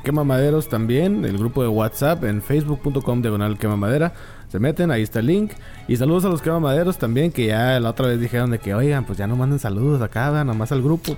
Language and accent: Spanish; Monterrey, Nuevo León, Mexico